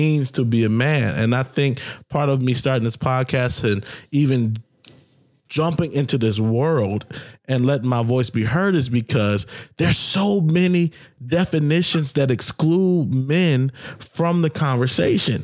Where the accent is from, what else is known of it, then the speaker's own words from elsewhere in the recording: the South, United States; I grew up in the South